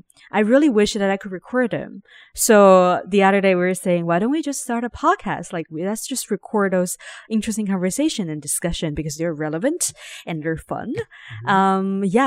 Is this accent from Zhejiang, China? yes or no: yes; Ningbo, Zhejiang, China; English is a second language; also born or lived in Shanghai; So, I mean, I grew up in Shanghai, technically in Ningbo, but I rent like one place to another all the time.